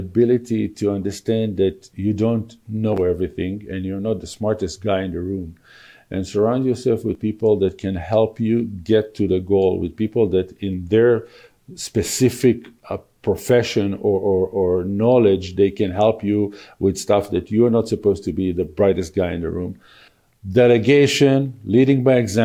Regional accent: Israel; moved away as an adult; also born or lived in Tel Aviv; now in Calgary, Canada; I was born and raised in Israel and lived there for 39 years

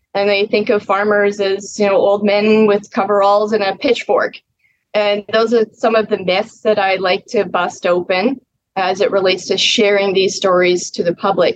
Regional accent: Mossbank, Saskatchewan, Canada; it's the name is Moss Bank. We're 45 miles southwest of Moose Jaw, so very south central Saskatchewan

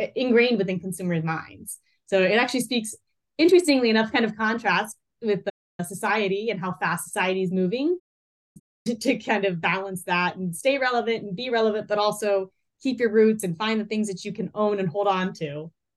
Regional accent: North Carolina, United States; moved away as an adult; we went back to where I was raised in North Carolina

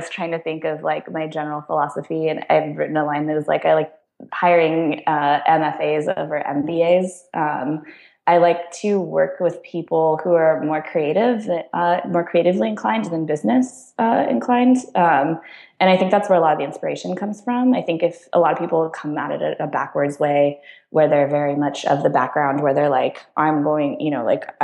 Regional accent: San Diego, California, United States; moved away as an adult; also born or lived in San Luis Obispo; now in San Francisco, United States; I grew up in San Diego in Southern California

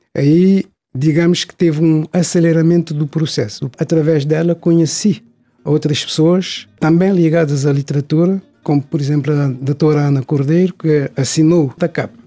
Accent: São Vicente, Cape Verde; also born or lived in Santo Antão; Nasci em Santo Antão, cresci e estudei em São Vicente.

